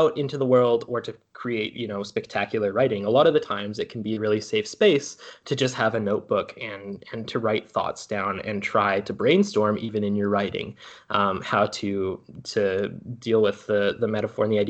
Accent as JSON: {"language": "English", "area": "North Vancouver", "region": "British Columbia", "country": "Canada", "said": "I'm from North Ann"}